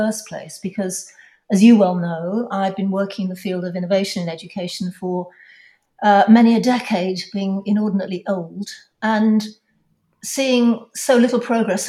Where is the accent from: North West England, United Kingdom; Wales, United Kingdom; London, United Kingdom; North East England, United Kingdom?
London, United Kingdom; I'm from London.